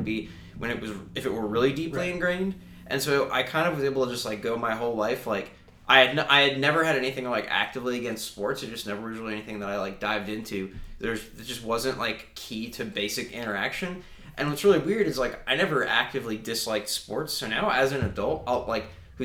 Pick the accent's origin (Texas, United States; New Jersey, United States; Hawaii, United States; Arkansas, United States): New Jersey, United States; I grew up in Jersey